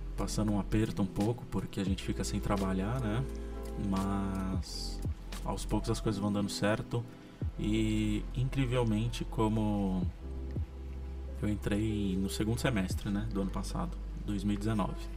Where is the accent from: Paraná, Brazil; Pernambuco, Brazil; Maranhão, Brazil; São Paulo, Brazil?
São Paulo, Brazil; São José dos Campos; E durante a infância aqui em São José foi muito legal.